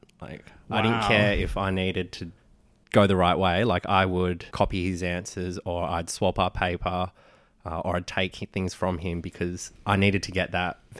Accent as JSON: {"language": "English", "country": "Philippines", "said": "but for me, Filipino, like I see myself as Filipino, not Asian, because culturally we're so different to, say, the Chinese, the Indonesian, the Indian."}